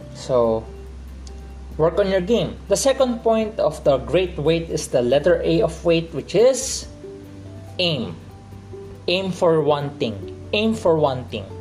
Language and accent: English; Philippines; I'm accustomed to Tagalog because I'm from the Philippines